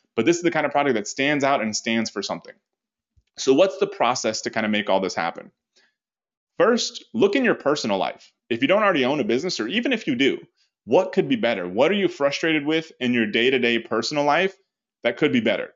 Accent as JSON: {"language": "English", "country": "United States", "said": "as an American"}